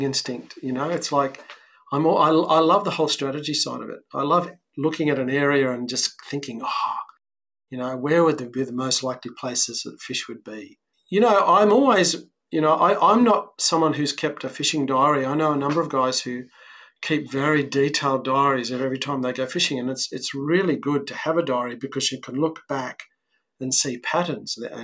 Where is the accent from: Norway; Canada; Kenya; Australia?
Australia; Sydney, New South Wales; moved away as an adult; now in South Coast, New South Wales, Australia; I grew up on the Northern Beaches